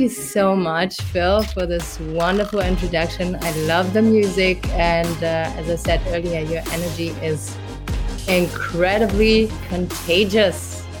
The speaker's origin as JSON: {"language": "English", "country": "Germany", "second_language": "English", "moved": "as an adult", "lives_now": "Canada", "said": "I'm originally from Germany, but I grew up in a French family and a German family. That's why I might not have the harsh German accent. I moved to Canada 7 years ago"}